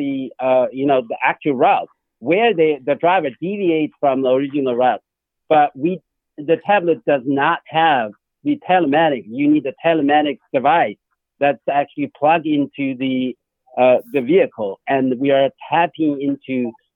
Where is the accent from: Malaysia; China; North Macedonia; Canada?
China; moved away; I was born in China